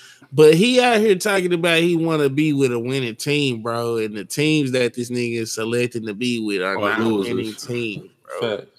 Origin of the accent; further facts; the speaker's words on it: Fort Worth, Texas, United States; I'm from Fort Worth, Texas.